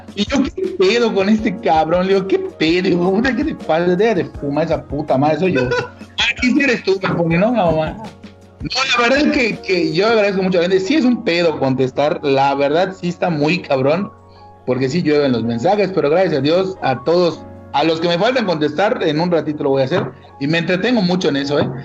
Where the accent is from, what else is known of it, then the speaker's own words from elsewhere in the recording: Mérida, Yucatán, Mexico; una persona como yo que de verdad es orgullosamente yucateco, orgullosamente meridano